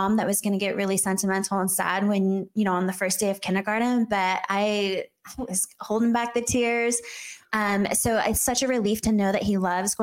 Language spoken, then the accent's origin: English; Los Angeles, California, United States; moved away as an adult; also born or lived in Arizona; now in Gilbert, United States; I actually grew up